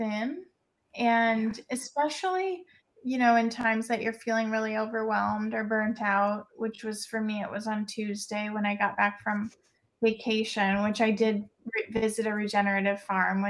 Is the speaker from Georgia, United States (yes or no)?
no; Missouri, United States; moved away; I'm from Missouri originally.